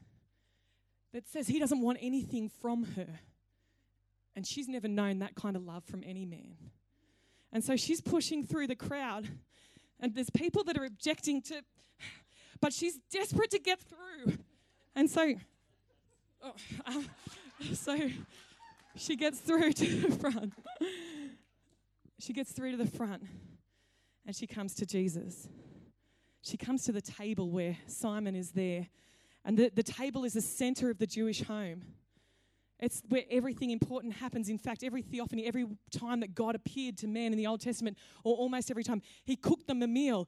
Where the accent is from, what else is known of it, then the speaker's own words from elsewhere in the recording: Cowra, New South Wales, Australia; When I grew up in Cowra, it was a great day when KFC came to town